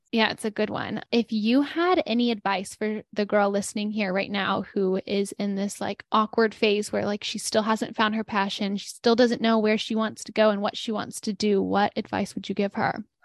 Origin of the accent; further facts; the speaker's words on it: Denton, Texas, United States; moved away; where I grew up in Denton